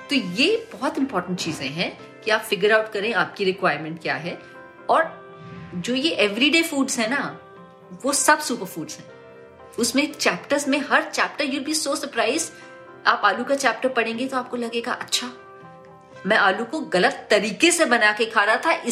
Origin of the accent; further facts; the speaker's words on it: North India, India; अगर मैं कुक करती हूँ तो मैं सरसों का ऑयल बिकॉज मैं नॉर्थ से हूँ तो मैं सरसों का ऑयल यूज करती हूँ